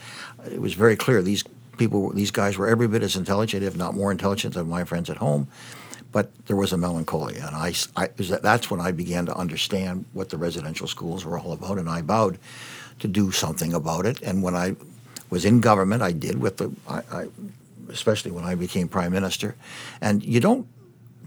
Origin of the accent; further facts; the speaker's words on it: Windsor, Ontario, Canada; I was born in Windsor, Ontario